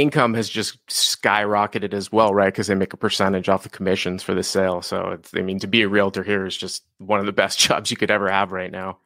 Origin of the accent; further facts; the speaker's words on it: Boston, Massachusetts, United States; moved away as an adult; also born or lived in Los Angeles / Syracuse; now in Leander, United States; I grew up in Boston